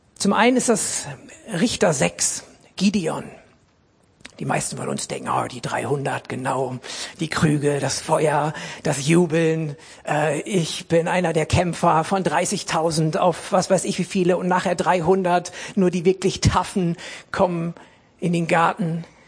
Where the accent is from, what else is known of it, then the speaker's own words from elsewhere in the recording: Essen, North Rhine-Westphalia, Germany; ich bin als, als Kind in Essen im Ruhrgebiet in einer großen, lebendigen, guten Baptistengemeinde gewesen